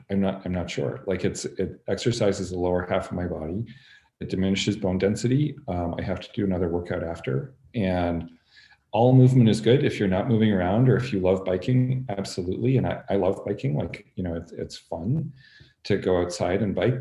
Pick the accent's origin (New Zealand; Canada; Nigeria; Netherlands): Canada; moved away as an adult; also born or lived in Montreal / Chicago; I'm Canadian. I grew up in Canada